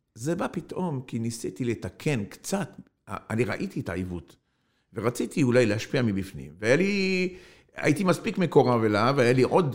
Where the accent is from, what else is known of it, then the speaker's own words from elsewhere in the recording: Algeria; now in Israel; אני נולדתי באלג'יריה